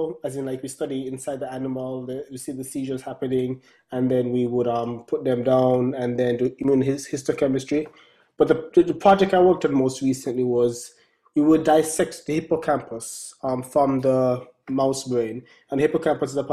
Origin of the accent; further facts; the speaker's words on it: Brown's Town, Saint Ann, Jamaica; moved away as an adult; now in United States; growing up in Brownstown